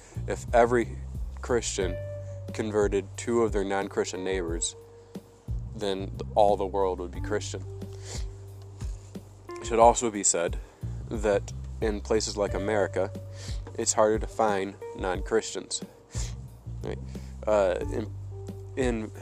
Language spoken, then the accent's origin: English; United States; I'm an American.